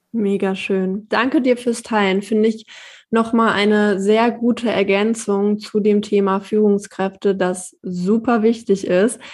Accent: Hanover, Lower Saxony, Germany; ich bin sehr zufrieden in meiner Heimat und ich bin hier auch groß geworden

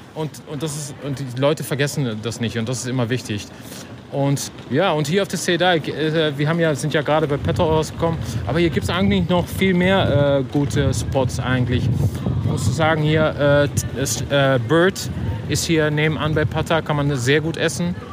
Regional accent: Netherlands; German is a second language; Ich bin Holländer

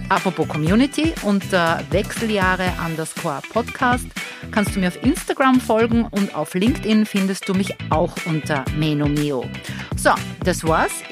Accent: Austria; Innsbruck halte ich als Österreicherin genau drei Tage aus, dann kriege ich wirklich Platzangst.

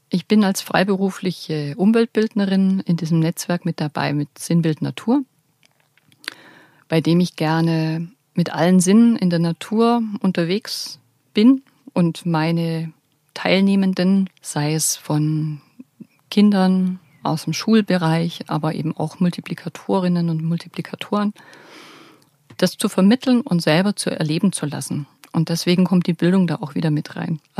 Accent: Bavaria, Germany; Ich baue da gerne einfach das auch ein, was, was ich als Allgäuer Wildkräuterführerin mit auf den Weg geben möchte.

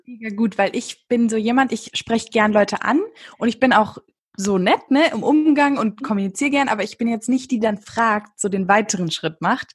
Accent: Berlin, Germany; born or raised there

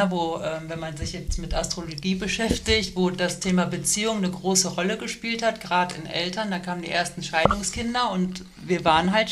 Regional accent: Serbia; Ich war jetzt auch, ich glaube, dieses Jahr mit der meiner Heimatstadt in, äh, in Serbien und ja.

